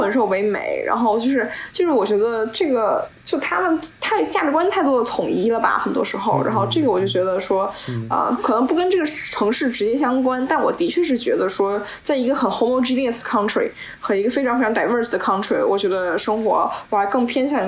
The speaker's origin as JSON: {"language": "Chinese", "region": "Beijing", "country": "China", "moved": "yes", "said": "因为我们都是北京人，"}